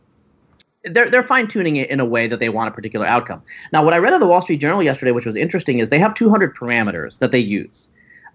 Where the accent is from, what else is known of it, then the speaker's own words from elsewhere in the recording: Pacific Northwest, United States; I'm from the Pacific Northwest